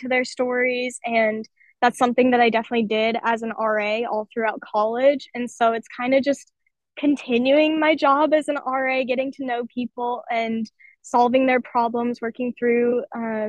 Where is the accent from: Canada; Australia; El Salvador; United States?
United States; Las Vegas, Nevada; also born or lived in Phoenix, Arizona; I moved to Las Vegas, Nevada when I was 5. So that's basically my hometown